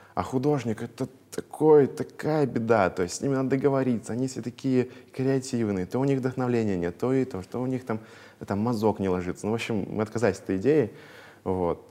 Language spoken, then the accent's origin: Russian; Veliky Novgorod, Novgorod Oblast, Russia; moved away as an adult; now in Moscow, Russia; Я из Великого Новгорода, ага. вот, я там жил, там 22 лет, ну, по факту сейчас только третий год в Москве